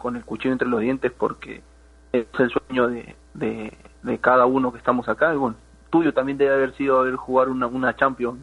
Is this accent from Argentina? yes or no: no; Peru; moved away as an adult; no es fácil salir de Perú, eh, eso, lo saben todos los que jugamos fútbol ahí en, en, en Perú